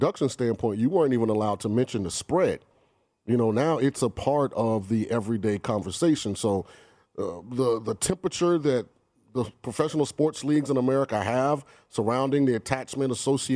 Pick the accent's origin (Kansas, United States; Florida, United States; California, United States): Florida, United States; I'm from Florida and I love my state